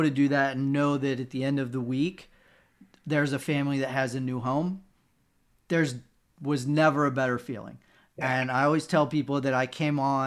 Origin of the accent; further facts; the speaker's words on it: Cincinnati, Ohio, United States; moved away; also born or lived in West Virginia; I'm from Cincinnati